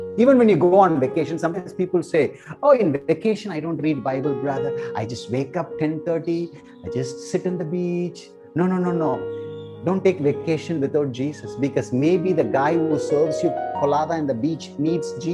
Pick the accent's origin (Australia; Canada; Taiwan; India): India; South India; I'm from South India